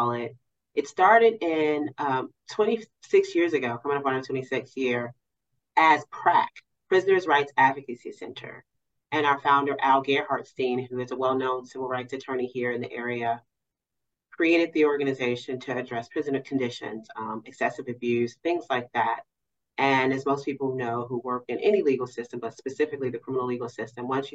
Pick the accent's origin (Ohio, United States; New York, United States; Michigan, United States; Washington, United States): Ohio, United States; Cincinnati; moved away as an adult; also born or lived in Maryland / Kentucky; I am actually from Cincinnati, but I built my legal career outside in those areas